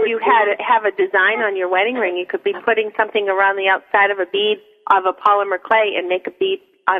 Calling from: New Hampshire, United States; I'm in New Hampshire, just north of Manchester.

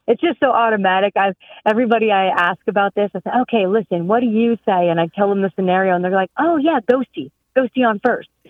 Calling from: Bloomsburg, Pennsylvania, United States; I'm calling from Bloomsburg, Pennsylvania

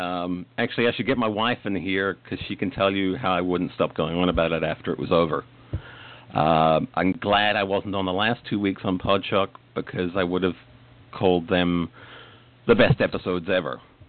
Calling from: Port Charlotte, Florida, United States; I am in Port Charlotte in Florida, in the United States.

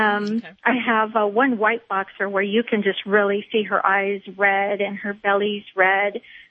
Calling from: San Antonio, Texas, United States; San Antonio, Texas.

